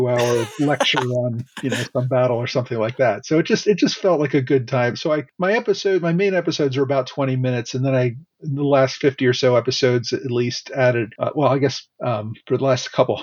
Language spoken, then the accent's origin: English; Philadelphia, Pennsylvania, United States; I grew up in the Philadelphia area